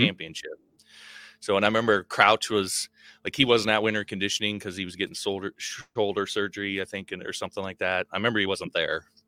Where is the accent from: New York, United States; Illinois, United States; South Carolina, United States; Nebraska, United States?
Nebraska, United States; also born or lived in Wyoming; I wasn't born in Nebraska, but I grew up in Nebraska. Born in Wyoming and moved to Nebraska when I was five